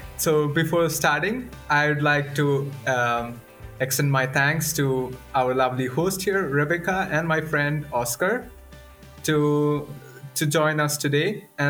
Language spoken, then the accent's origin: English; Kerala, India; moved away as an adult; now in Linköping, Sweden; I'm from the southern part, as south as you can go in India. It's a place called Kerala.